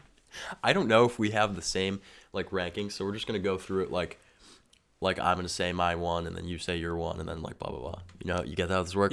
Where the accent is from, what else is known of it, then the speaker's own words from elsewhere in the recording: Massachusetts, United States; I loved growing up in Massachusetts.